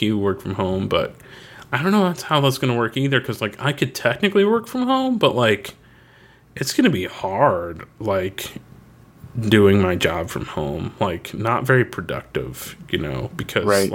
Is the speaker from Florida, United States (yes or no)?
yes; Florida, United States; When we grew up in Florida